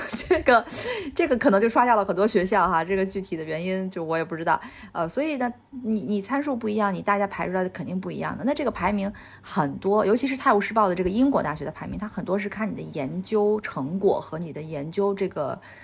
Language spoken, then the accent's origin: Chinese; China; 所以我们国人就我们中国人身上体现的尤其明显